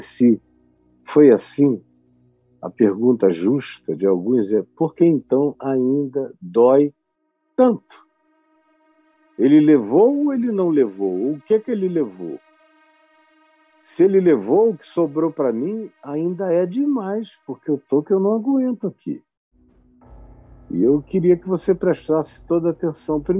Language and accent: Portuguese; Manaus, Amazonas, Brazil; gente nos ouvindo da minha terra, em Manaus, no Amazonas